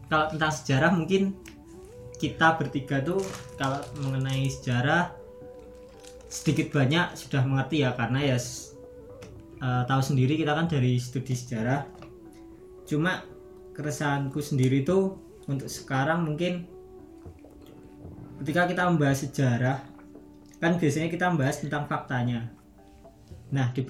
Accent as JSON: {"language": "Indonesian", "region": "Java", "country": "Indonesia", "said": "kenyataannya kita orang Jawa, jadi kita biasanya menganut eh, norma-norma uh, ketimuran."}